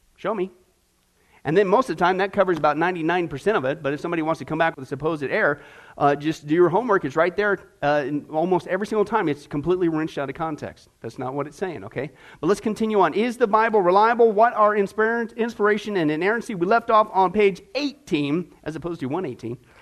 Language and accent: English; Kansas, United States; I grew up in Kansas, out in the middle of nowhere with buffalo